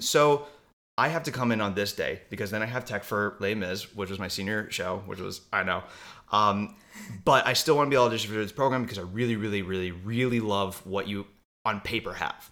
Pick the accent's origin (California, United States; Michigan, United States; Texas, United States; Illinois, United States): Michigan, United States; Walled Lake; I grew up in Michigan, like forty-five minutes from Detroit in a little town called Walled Lake, Michigan